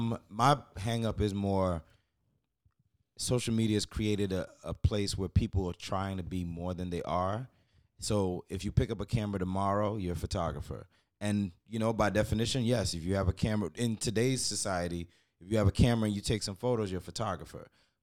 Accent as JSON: {"language": "English", "country": "Jamaica", "said": "yeah, I'm Jamaican as fuck."}